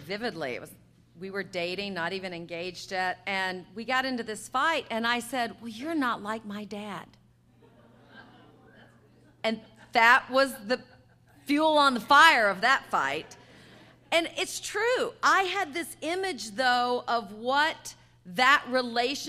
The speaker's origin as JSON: {"language": "English", "region": "the South", "country": "United States", "tie": "born or raised there", "said": "I grew up in the South in the 60s and 70s"}